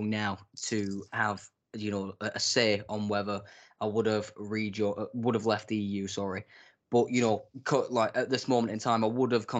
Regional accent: England, United Kingdom; I do speak as an English person.

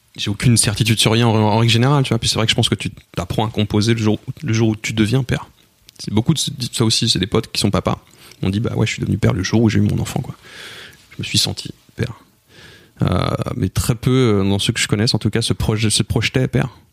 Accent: Cergy, Île-de-France, France; on a grandi à Sergi

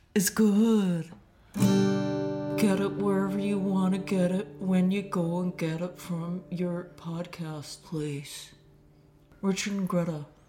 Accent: Monmouth, Wales, United Kingdom; I grew up in Monmouth in South Wales

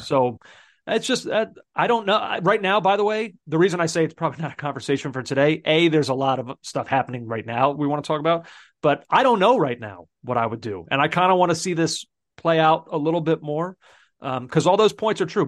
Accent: United States; as an American

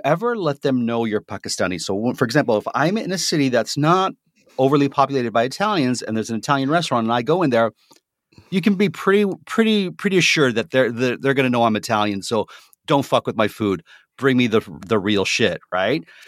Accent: Toronto, Ontario, Canada; I'm from Toronto

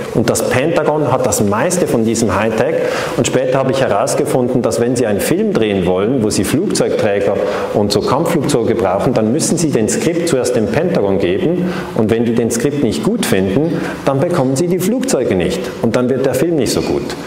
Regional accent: Switzerland; accent: Swiss; Ich bin eben aus der Schweiz. Man hört das an diesem äh, Schweizer Akzent

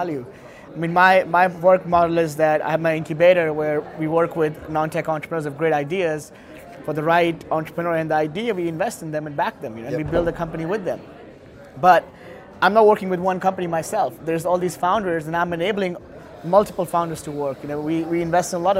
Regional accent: India; I come from India

